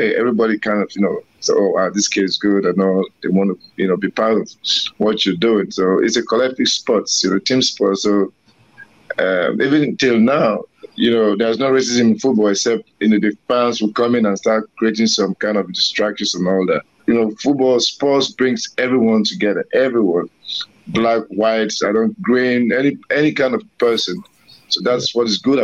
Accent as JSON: {"language": "English", "country": "Nigeria", "tie": "born or raised there", "said": "we all grew up in the streets back in Nigeria"}